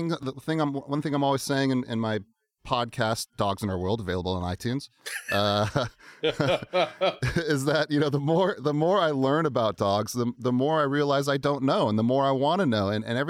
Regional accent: Alaska, United States; also born or lived in Virginia / Seattle; I was originally from Alaska. Family moved to Virginia, back to Seattle, back to Virginia.

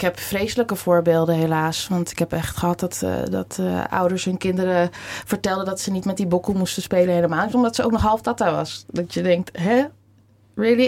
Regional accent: Amsterdam, North Holland, Netherlands; geboren getogen Amsterdammer

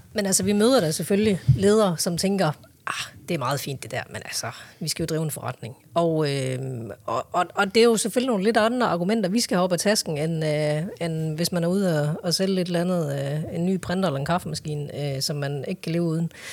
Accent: Hjørring, North Denmark Region, Denmark; also born or lived in Vejle / Korea; jeg er jo egentlig fra Jøring

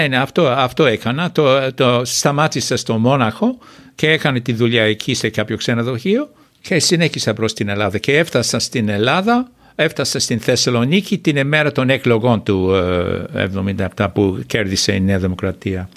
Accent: Australia; Greek is a second language; moved away as an adult; now in Greece; τέσσερις γενιές πήγαν στο ίδιο σχολείο, δημοτικό σχολείο που είχα πάει εγώ, που λέγονταν Orange Grove

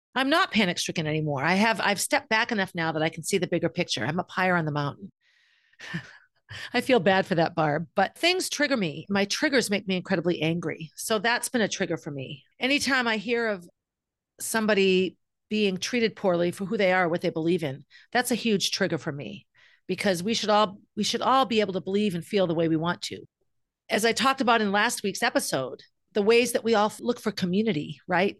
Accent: Concord, Massachusetts, United States; I feel oftentimes very judged in my hometown, in my community

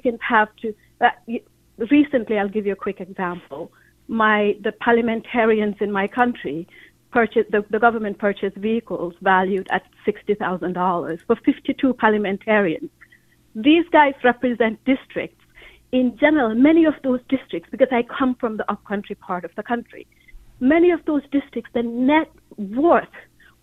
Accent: Gambia; moved away as an adult; now in Fairfield, United States; I am originally from Gambia. I've lived here for almost 30 years.

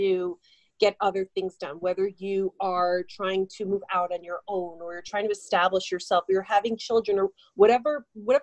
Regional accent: New Jersey, United States; I am from New Jersey. So as most Jersey girls

